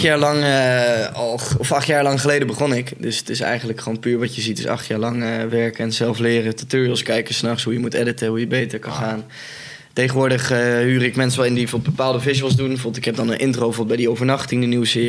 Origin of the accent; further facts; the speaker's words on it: North Brabant, Netherlands; ik kom zelf ook uit Brabant